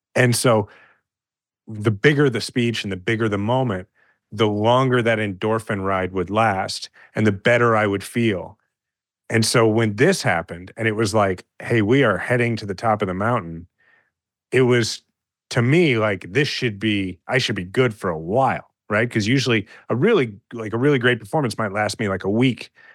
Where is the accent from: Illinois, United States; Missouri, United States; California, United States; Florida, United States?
Missouri, United States; Kansas City; I'm a fifth generation Kansas City and I love my hometown.